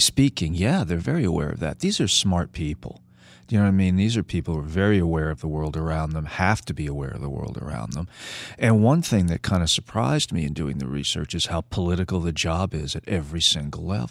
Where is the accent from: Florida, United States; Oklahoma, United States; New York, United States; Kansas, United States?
New York, United States; New York City; moved away; also born or lived in California; I was born on Staten Island